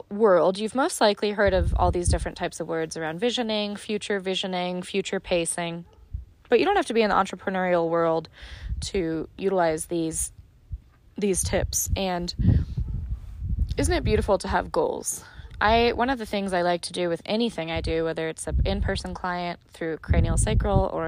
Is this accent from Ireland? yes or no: yes; Ireland; And as you can tell, if you've listened to a few of my episodes at this point, I'm Irish and I'm all about a story.